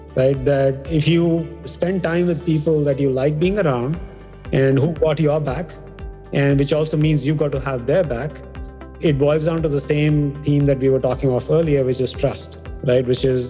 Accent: India; We come from India

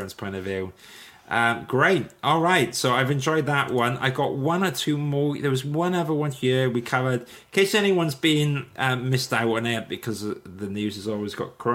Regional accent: Wales, United Kingdom; I'm Welsh. I can't even speak Welsh

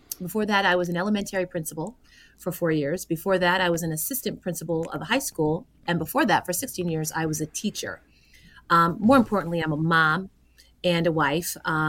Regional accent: Southern Tier, New York, United States; I am from the Southern Tier region of New York State. I live in Oneonta.

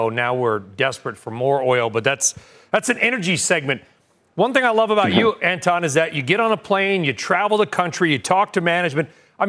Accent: California, United States; growing up in California

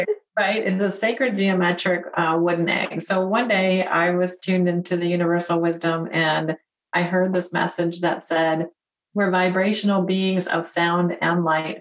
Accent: Detroit, Michigan, United States; So born and raised in Detroit, go to school for engineering.

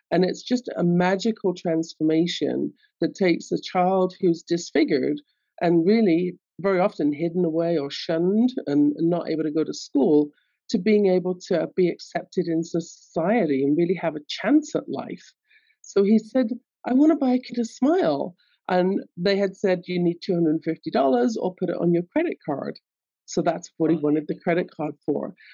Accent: London, United Kingdom; I grew up in London, England, as you can tell from my accent.

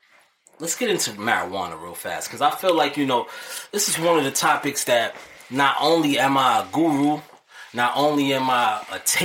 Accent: New York City, New York, United States; I'm from downtown Harlem

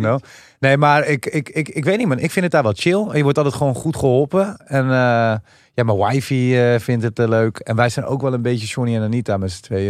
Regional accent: Amsterdam, North Holland, Netherlands; wij komen van Amsterdam.

